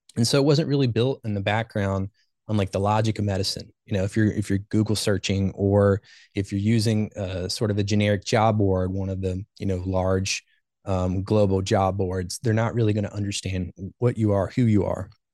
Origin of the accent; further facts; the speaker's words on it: Ohio, United States; also born or lived in Baltimore, Maryland; I was born and raised in Ohio.